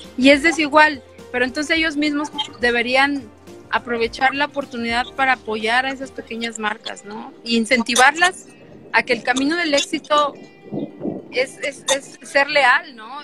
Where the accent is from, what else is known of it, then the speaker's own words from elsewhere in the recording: Mexico City, Mexico; soy chilanga